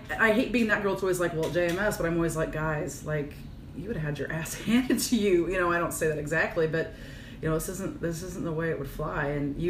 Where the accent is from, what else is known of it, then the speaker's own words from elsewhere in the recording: Virginia, Illinois, United States; moved away; I was raised in Virginia, Illinois, so teeny tiny, whatever. And my parents were always, in my opinion, for a small town, very open-minded. Mm-hmm. And I was raised on a farm